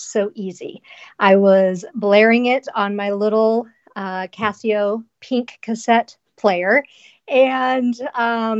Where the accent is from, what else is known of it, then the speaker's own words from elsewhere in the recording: Nebraska, United States; now in Portland, United States; I grew up in a super lame town of 260 people in the middle of Nebraska.